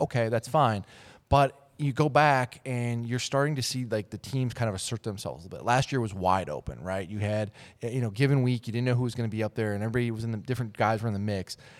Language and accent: English; Minneapolis, Minnesota, United States; I was born and raised in Minnesota, uh, the Twin Cities area